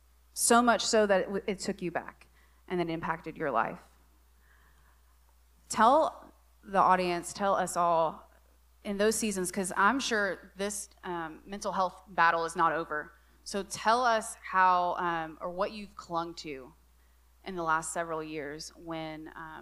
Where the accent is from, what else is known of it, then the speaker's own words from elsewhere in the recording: the South, United States; And so I'm from the South.